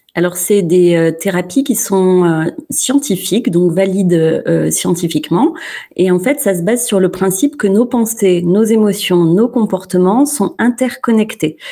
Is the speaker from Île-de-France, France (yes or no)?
no; Clermont-Ferrand, Auvergne-Rhône-Alpes, France; je suis de Clermont-Ferrand